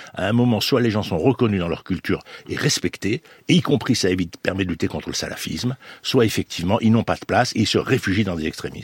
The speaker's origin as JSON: {"language": "French", "town": "Marseille", "region": "Provence-Alpes-Côte d'Azur", "country": "France", "said": "je suis Marseillais"}